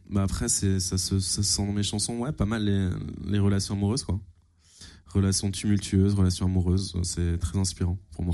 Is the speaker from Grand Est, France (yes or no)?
yes; Fulgrisheim, near Strasbourg, Alsace, Grand Est, France; un petit village qui s'appelle Fulgrisheim